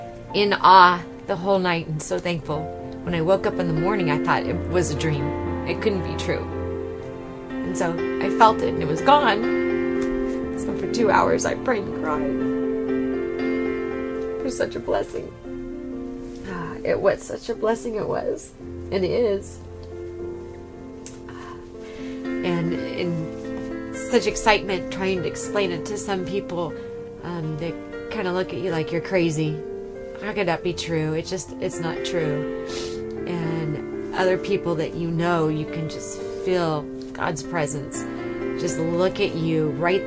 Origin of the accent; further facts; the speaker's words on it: Rancho Cucamonga, California, United States; I'm from Southern California, Rancho Cucamonga area